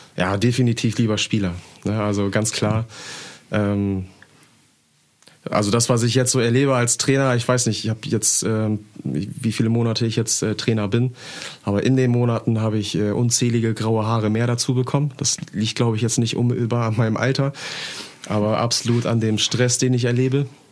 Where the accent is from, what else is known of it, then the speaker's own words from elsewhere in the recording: Emden, Lower Saxony, Germany; ich bin in Herentor groß geworden hier in Emden